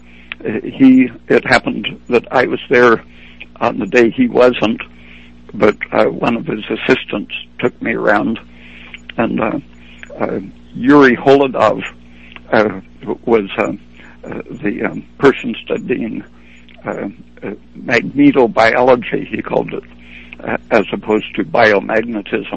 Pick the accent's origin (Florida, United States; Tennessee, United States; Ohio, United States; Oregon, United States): Oregon, United States; I was from Oregon